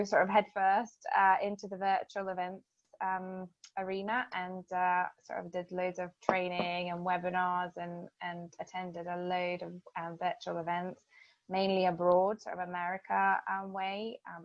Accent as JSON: {"language": "English", "country": "Lithuania", "moved": "as an adult", "lives_now": "United Kingdom", "said": "I'm originally from Lithuania, and I've lived in the UK for over 20 years now."}